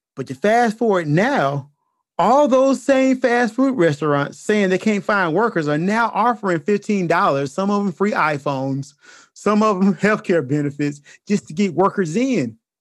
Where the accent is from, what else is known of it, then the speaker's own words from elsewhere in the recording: United States; As an American